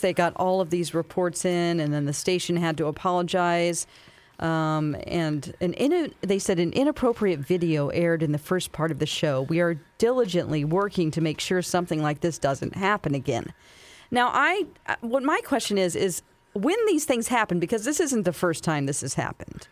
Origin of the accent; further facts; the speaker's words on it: Springfield, Missouri, United States; also born or lived in California; a Springfield, Missouri, my hometown story